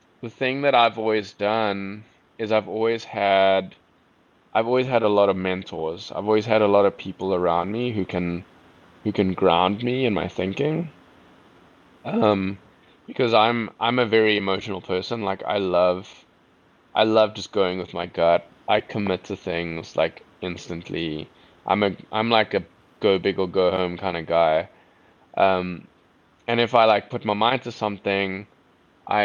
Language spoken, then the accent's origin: English; South Africa; accent: South African; my South African accent